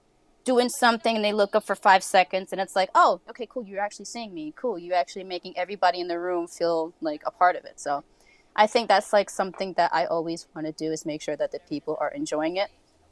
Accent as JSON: {"language": "English", "town": "New York City", "region": "New York", "country": "United States", "said": "I will mean mug you because, you know, I'm from the Bronx. That's how we do."}